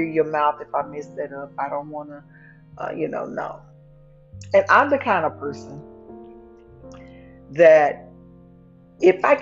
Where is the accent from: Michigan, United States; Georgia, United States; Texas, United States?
Texas, United States; Dallas; accent: southern; You'll hear some words sometimes come out a little southern because I am from Dallas, Texas